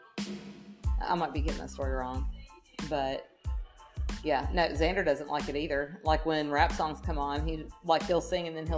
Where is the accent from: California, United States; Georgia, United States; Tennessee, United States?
Georgia, United States; Atlanta; accent: country; when I was little, growing up in Atlanta